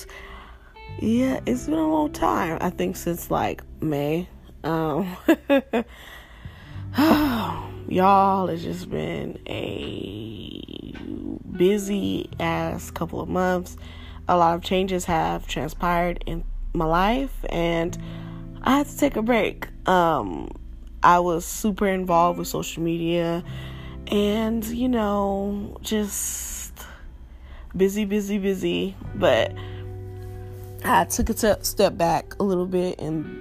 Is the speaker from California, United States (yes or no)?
yes; Los Angeles, California, United States; growing up in South Central